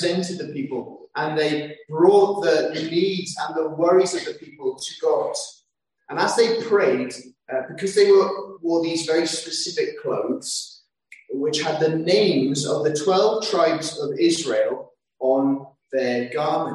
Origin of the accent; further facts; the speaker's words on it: London, United Kingdom; I grew up in London